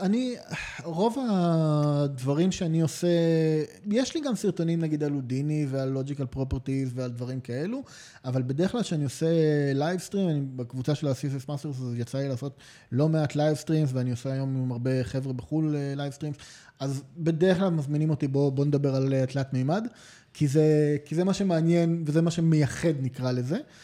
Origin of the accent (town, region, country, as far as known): Israel